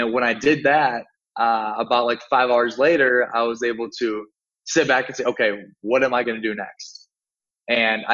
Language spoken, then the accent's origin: English; Sioux Falls, South Dakota, United States; moved away as an adult; also born or lived in Miami; I was in my hometown in Sioux Falls, South Dakota, in the United States